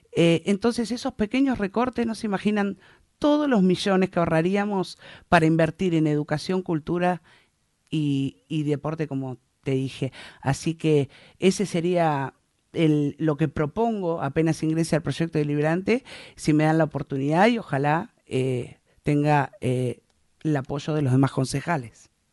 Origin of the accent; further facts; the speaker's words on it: San Isidro, Buenos Aires Province, Argentina; moved away as an adult; now in Puerto Deseado, Argentina; nací en San Isidro